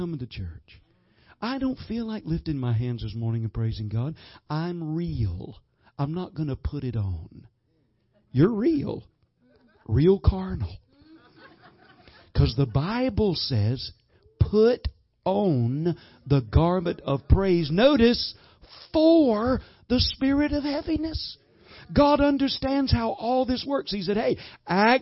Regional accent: the South, United States; I'm from the South, man. We've got what you call sweet tea

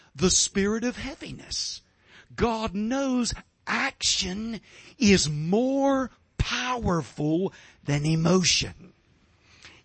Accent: Georgia, United States; I'm from Georgia. We've got sweet tea in Georgia.

